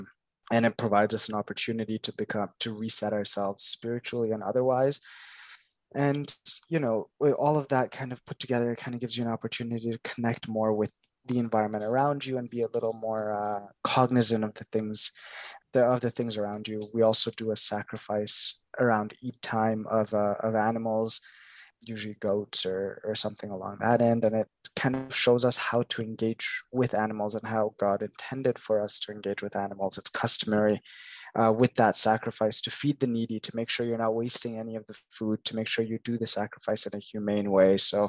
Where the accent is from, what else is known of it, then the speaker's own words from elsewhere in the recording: Kenya; now in Canada; I come, I was born in Kenya, and I come from Kenya